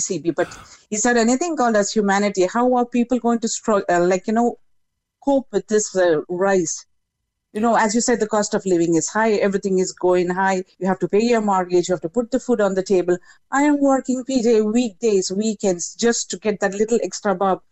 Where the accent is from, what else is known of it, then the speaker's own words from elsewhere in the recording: India; moved away as an adult; now in Ireland; I'm from India, but I've been in Ireland for the past 16 years.